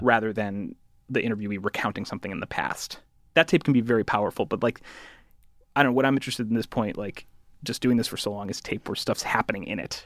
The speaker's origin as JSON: {"language": "English", "region": "Connecticut", "country": "United States", "said": "I'm from Connecticut, I went to the Ivy League"}